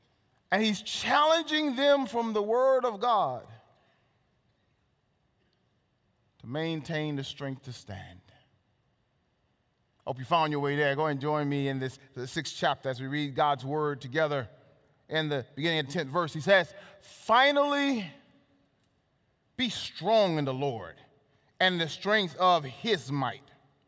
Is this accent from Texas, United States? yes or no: yes; Texas, United States; I was born in Texas. I'm a Texan.